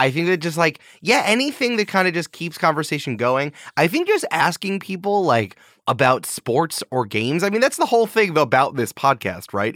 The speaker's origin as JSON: {"language": "English", "region": "New York", "country": "United States", "tie": "born or raised there", "said": "I'm back in New York."}